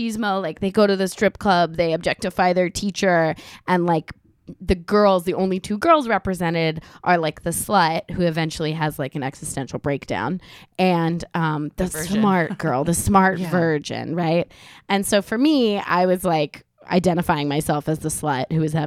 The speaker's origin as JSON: {"language": "English", "town": "Miami", "region": "Florida", "country": "United States", "tie": "born or raised there", "said": "I specifically I'm from Miami, so I grew up"}